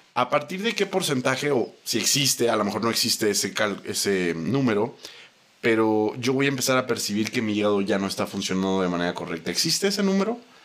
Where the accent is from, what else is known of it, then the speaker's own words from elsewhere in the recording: Mexico; si somos mexicanos